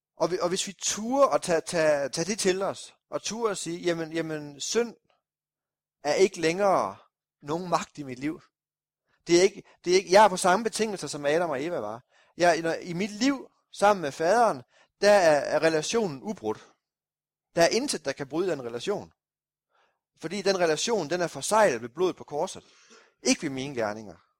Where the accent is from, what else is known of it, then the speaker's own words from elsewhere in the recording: Kolding, Southern Denmark, Denmark; oppe nordpå i Kolding, hvor jeg kommer fra